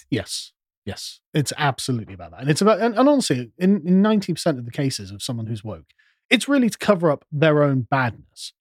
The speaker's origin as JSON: {"language": "English", "country": "United Kingdom", "said": "because we're British"}